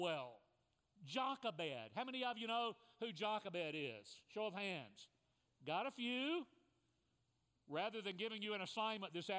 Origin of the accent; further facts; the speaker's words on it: South Central Kentucky, United States; the little church that I grew up in South Central Kentucky.